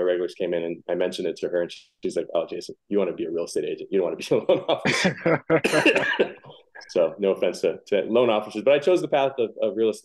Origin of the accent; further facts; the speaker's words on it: Hawaii, United States; moved away as an adult; now in Phoenix, United States; I grew up in Hawaii. I moved here when I was 26